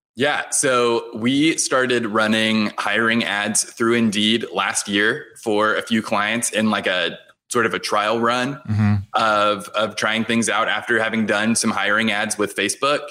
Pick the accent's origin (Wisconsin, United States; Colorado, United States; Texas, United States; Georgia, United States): Texas, United States; Houston; I grew up in Houston